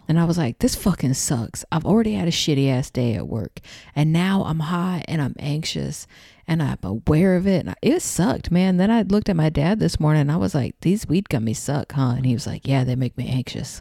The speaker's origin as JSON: {"language": "English", "region": "Texas", "country": "United States", "accent": "southern", "moved": "yes", "lives_now": "Los Angeles, United States", "said": "I'm in Texas. My accent comes out."}